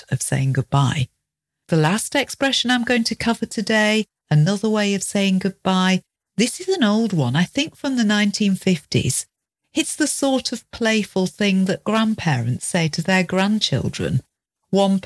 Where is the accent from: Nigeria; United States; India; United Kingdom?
United Kingdom; we're British